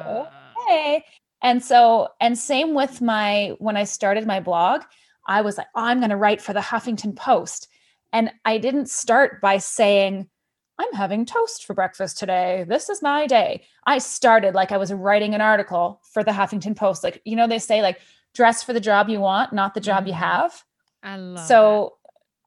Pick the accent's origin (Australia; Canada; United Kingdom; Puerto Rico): Canada; moved away as an adult; also born or lived in France / Indonesia; I'm originally from Canada.